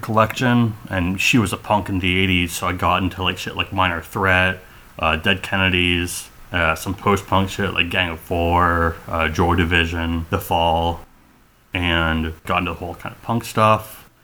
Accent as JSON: {"language": "English", "town": "Lawrence", "region": "Kansas", "country": "United States", "tie": "born or raised there", "also_born_or_lived": "Oakland, California / Ann Arbor, Michigan / Sacramento, California", "moved": "as an adult", "said": "We moved to Lawrence, Kansas. Grew up there."}